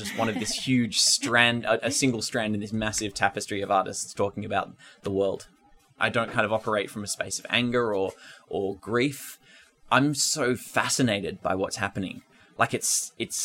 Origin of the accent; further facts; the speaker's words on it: Ngunnawal country, Australian Capital Territory, Australia; moved away; I'm from Ngunnawal country in the southeast of Australia